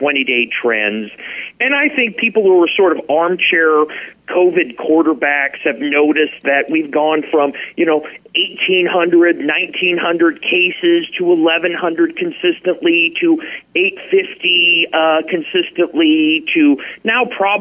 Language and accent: English; Midwest, United States; now in Alaska, United States; I grew up in the Midwest